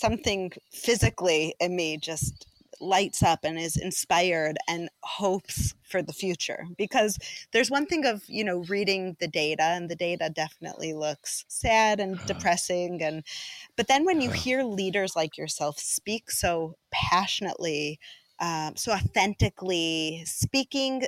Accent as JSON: {"language": "English", "town": "Chicago", "region": "Illinois", "country": "United States", "tie": "born or raised there", "moved": "as an adult", "lives_now": "Israel", "said": "I grew up in a, you know, Jewish community in Chicago"}